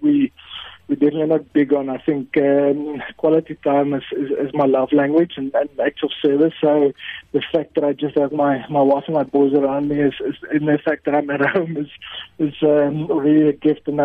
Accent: Free State, South Africa; also born or lived in Windhoek, Namibia; I was born in Windhoek, Namibia, a long time ago, and then moved to the Free State when I was 4 years old

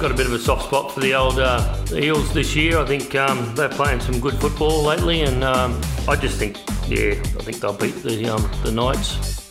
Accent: Penrith, New South Wales, Australia; I was uh, born and bred in Penrith

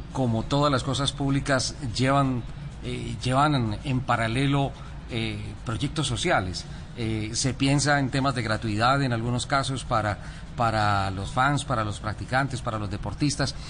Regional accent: Colombia; somos colombianos

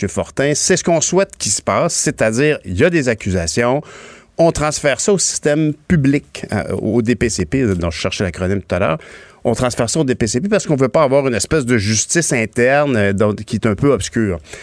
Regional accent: Longueuil, Quebec, Canada; nous sommes de Longueuil, euh, tous les deux.

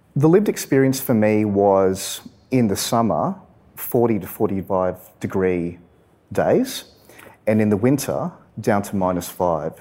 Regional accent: Sydney, New South Wales, Australia; I grew up in Western Sydney on a farm on the outskirts of the city

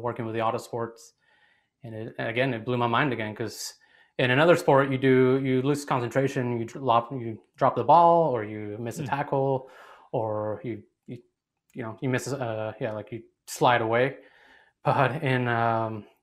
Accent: Mexico; moved away; also born or lived in Arizona; I was born and raised in Mexico

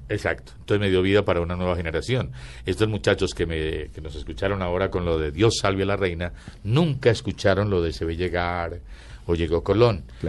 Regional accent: Antioquia, Colombia; accent: paisa; yo soy antioqueño. Entonces quedaba muy paisa

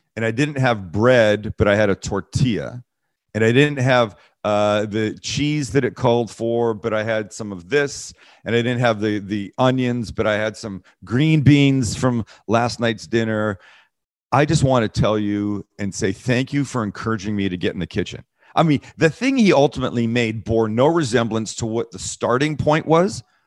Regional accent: Vancouver, British Columbia, Canada; moved away; I'm from Vancouver, Canada

